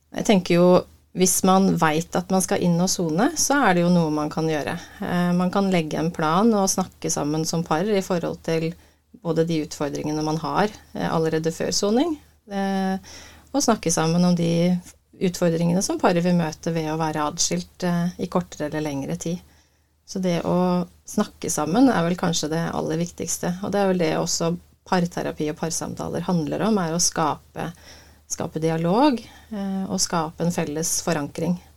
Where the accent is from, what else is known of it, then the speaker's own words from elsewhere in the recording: Uvdal, Buskerud, Norway; moved away; Ja, jeg er eh, opprinnelig fra Uvdal. Fineste fjellbygda i Norge.